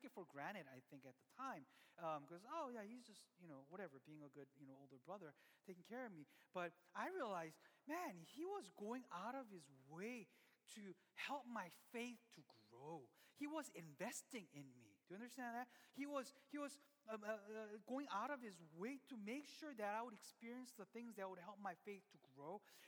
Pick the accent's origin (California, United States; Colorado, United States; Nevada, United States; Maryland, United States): California, United States; Glendale; I grew up in Glendale, and my church was in K-Town